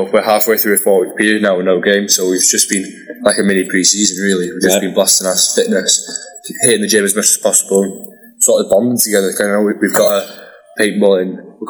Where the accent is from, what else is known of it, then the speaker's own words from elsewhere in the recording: Wales, United Kingdom; I'm from Wales.